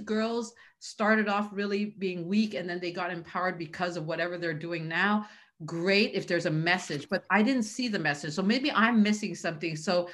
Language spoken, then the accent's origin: English; Canada; I come from a culture, I'm Chinese, where that just does not happen, right? So and I grew up in Canada